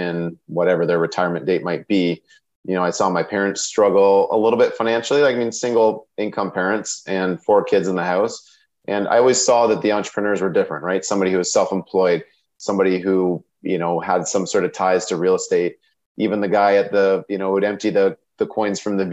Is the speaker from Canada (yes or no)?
yes; Sarnia, Ontario, Canada; I'm from Sarnia, Ontario